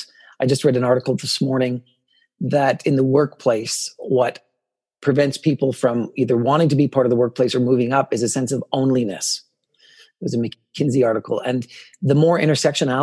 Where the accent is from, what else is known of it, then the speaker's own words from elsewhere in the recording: Morinville, Alberta, Canada; first language English; also born or lived in Edmonton; a conservative rural boy growing up in Morinville to come to the city